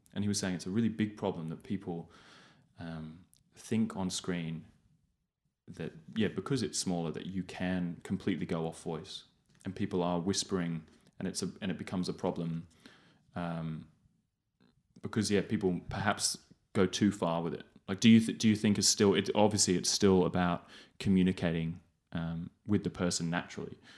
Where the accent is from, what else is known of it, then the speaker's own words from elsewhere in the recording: England, United Kingdom; moved away as an adult; I grew up in England